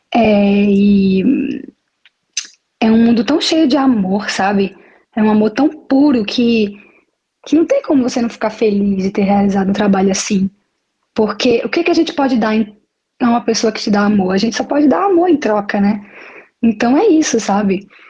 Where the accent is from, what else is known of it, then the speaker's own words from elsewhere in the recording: Maceió, Alagoas, Brazil; now in Milan, Italy; Eu sou de Maceió, ok? E não moro em Maceió, eu moro no exterior, mas todos os anos eu venho, venho visitar minha família